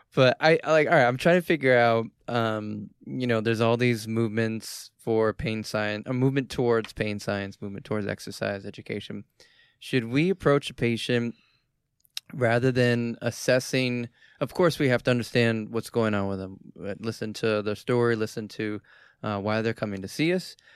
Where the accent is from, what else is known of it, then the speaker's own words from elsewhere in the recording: Boston, Massachusetts, United States; I'm from Boston